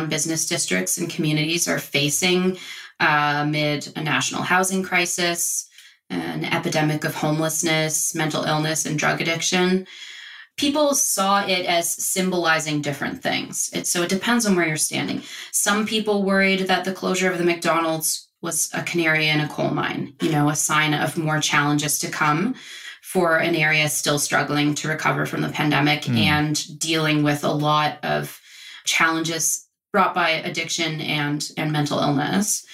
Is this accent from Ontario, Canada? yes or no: no; Nova Scotia, Canada; now in Toronto, Canada; I grew up in Nova Scotia